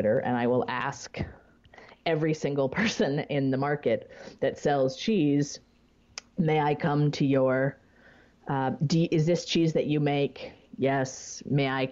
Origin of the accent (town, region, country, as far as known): United States